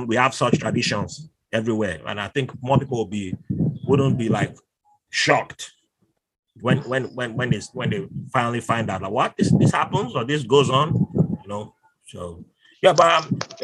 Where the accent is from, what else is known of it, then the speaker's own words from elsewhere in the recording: Bayelsa, Nigeria; I'm not from River City, I'm from Bayelsa